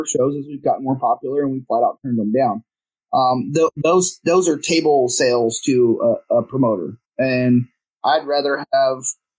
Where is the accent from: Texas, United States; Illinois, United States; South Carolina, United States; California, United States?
Texas, United States; Houston; moved away as an adult; now in Dallas, United States; I'm born, I'm from here. I'm from Houston area, but I live in Dallas now.